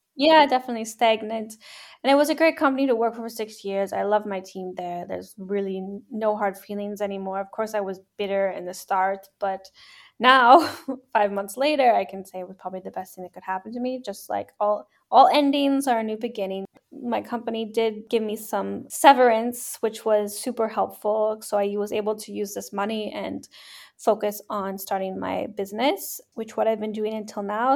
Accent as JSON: {"language": "English", "country": "Canada", "moved": "as an adult", "lives_now": "Hamburg, Germany", "said": "I'm a Canadian. I live in Hamburg, Germany"}